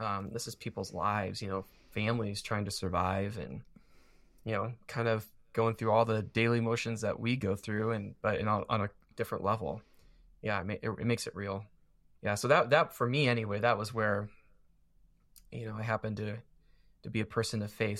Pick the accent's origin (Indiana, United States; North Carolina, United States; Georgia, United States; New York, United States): Indiana, United States; Warsaw; I grew up in Warsaw